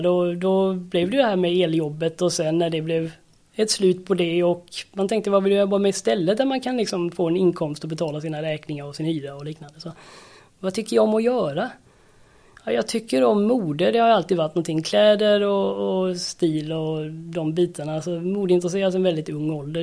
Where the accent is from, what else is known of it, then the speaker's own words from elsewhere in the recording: Färjestaden, Kalmar County, Sweden; är uppvuxen på Öland, med brofästet i Färjestaden.